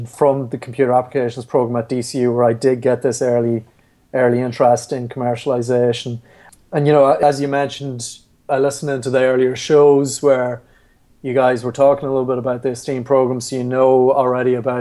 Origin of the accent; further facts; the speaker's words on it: Carrickmacross, Ulster, Ireland; So I'm from Carrickmacross in County Monaghan